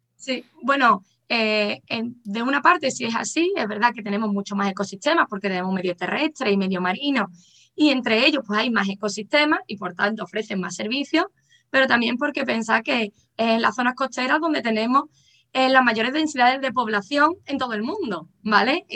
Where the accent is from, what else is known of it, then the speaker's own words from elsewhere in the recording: Cádiz, Andalusia, Spain; soy de Cádiz